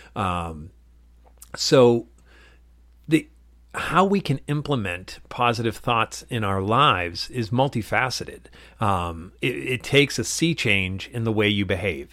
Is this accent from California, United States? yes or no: no; Dracut, Massachusetts, United States; what I call my hometown, which is in Drake at Massachusetts